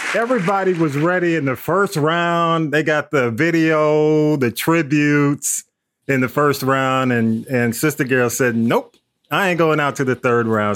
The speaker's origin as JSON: {"language": "English", "town": "Atlanta", "region": "Georgia", "country": "United States", "tie": "born or raised there", "said": "I, am a Grady baby, so I grew up in Atlanta"}